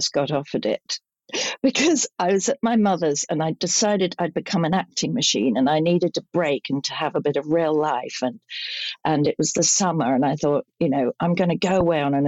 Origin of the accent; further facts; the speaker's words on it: London, United Kingdom; also born or lived in St John's Wood, London / Salisbury, Wiltshire; we lived in Kensington all my life until I was about 20